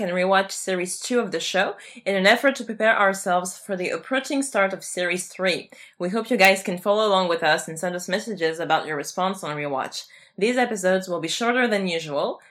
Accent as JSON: {"language": "English", "country": "France", "said": "I am from France."}